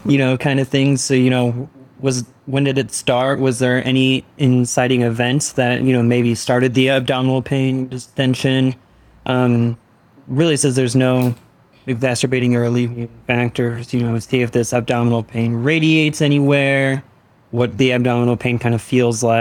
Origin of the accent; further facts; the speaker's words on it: Denver, Colorado, United States; moved away; I'm from Denver, Colorado. Went to school at the University of Colorado Boulder.